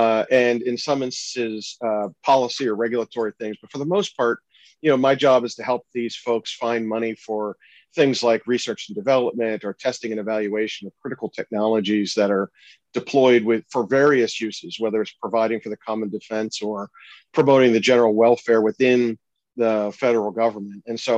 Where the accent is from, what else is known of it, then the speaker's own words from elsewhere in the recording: Pittsburgh, Pennsylvania, United States; Yeah, so I am from Pittsburgh originally. I spent some time in D.C.